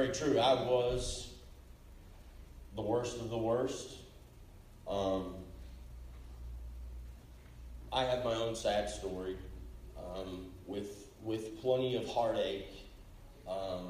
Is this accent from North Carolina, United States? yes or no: no; Enid, Oklahoma, United States; I grew up here in Enid, Oklahoma